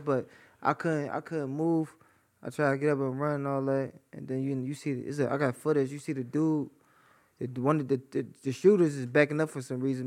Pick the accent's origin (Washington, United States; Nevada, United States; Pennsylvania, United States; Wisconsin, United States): Pennsylvania, United States; Philadelphia; moved away as an adult; now in Atlanta, United States; I'm from North Philly